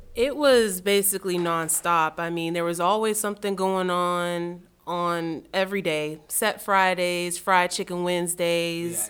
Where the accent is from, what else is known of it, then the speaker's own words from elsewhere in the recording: Miami, Florida, United States; moved away as an adult; also born or lived in Tallahassee, Florida; now in Raleigh, United States; I'm from Miami, Florida, born and raised